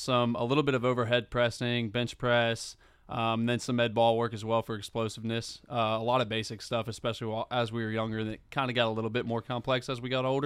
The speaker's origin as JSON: {"language": "English", "town": "Flowood", "region": "Mississippi", "country": "United States", "tie": "born or raised there", "said": "Yeah, I grew up in Flowood, Mississippi. I went to Northwest Rankin High School, played baseball there, grew up playing baseball from a really young age"}